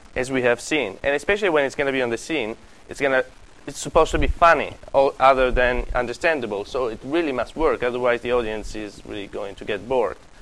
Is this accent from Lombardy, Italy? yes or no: no; Sicily, Italy; moved away; I come from Sicily.